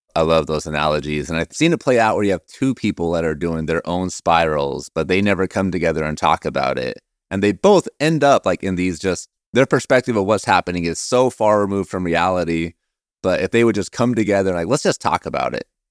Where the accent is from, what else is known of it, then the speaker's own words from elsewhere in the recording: Oregon, United States; I'm from Oregon, huge Blazer fan